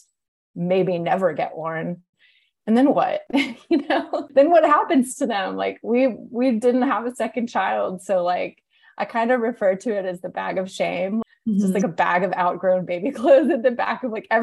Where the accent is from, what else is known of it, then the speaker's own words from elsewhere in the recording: Atlanta, Georgia, United States; moved away as an adult; also born or lived in New York; now in Atlanta, United States; when I moved to Atlanta, which is my hometown